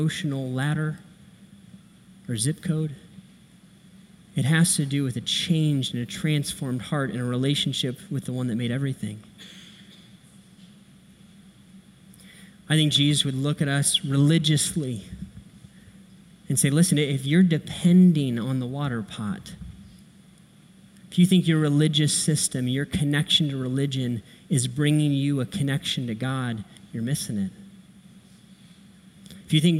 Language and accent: English; Akron, Ohio, United States; I grew up right here in Akron, Ohio.